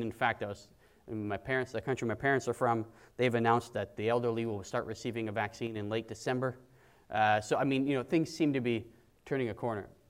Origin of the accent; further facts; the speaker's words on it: Canada; we're Canadian